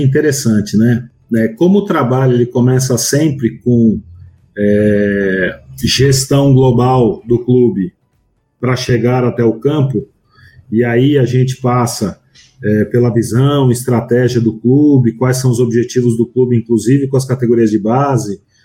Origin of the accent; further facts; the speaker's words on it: São Paulo, Brazil; eu sou de São Paulo